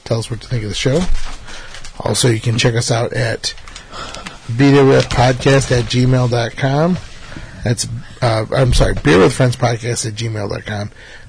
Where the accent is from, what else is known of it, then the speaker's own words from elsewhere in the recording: Texas, United States; born there; I'm actually curious. See, I was born in Texas.